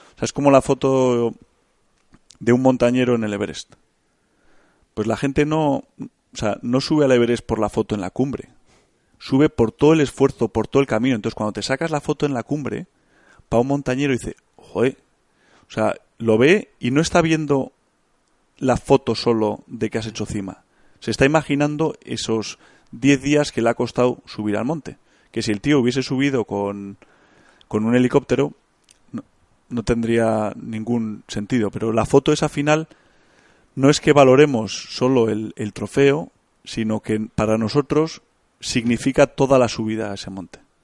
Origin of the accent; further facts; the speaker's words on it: Bilbao, Basque Country, Spain; yo soy de Bilbao, tengo 32 años